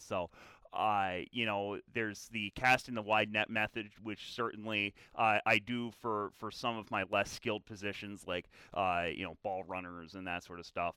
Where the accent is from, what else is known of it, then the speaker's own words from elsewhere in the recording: Philadelphia, Pennsylvania, United States; I grew up in the Philadelphia area, uh, the western suburbs, uh, on the mainline